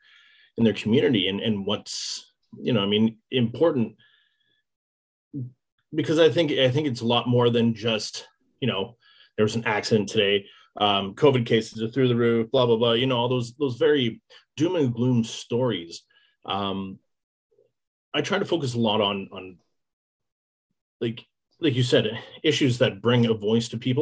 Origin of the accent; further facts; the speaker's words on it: Lindsay, Ontario, Canada; moved away as an adult; also born or lived in Hamilton; now in Peterborough, Canada; originally I am from Lindsay.